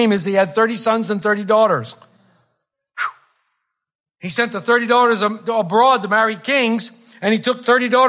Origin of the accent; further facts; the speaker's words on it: Philadelphia, Pennsylvania, United States; I'm from South Philly